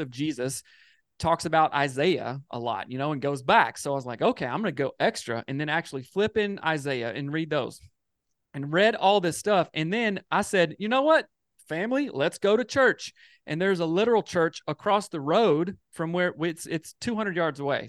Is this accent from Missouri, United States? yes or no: no; Greer, South Carolina, United States; moved away; I'm from the South in South Carolina and moved out here